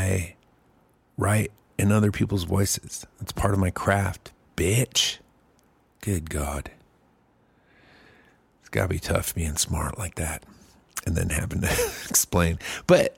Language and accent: English; Germany; now in Texas, United States; I grew up in Germany